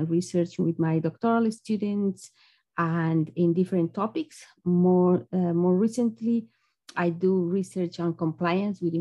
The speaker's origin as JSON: {"language": "English", "country": "Bolivia", "also_born_or_lived": "Ukraine", "moved": "as an adult", "lives_now": "United States", "said": "I am originally from Bolivia"}